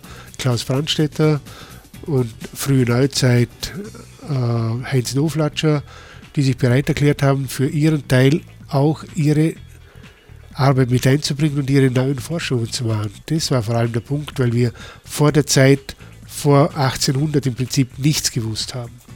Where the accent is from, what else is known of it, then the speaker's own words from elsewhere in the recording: Vorarlberg, Austria; für mich als Vorarlberger